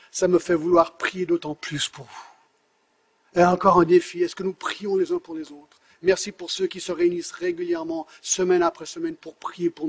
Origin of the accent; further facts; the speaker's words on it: France; born there; j'habite en France depuis presque 25 ans, mes trois enfants sont français, je suis né en France